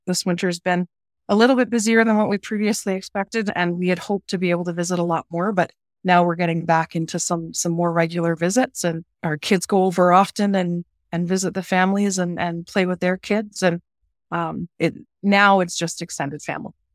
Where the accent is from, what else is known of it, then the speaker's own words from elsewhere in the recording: Orillia, Ontario, Canada; moved away as an adult; I'm actually originally from Southern Ontario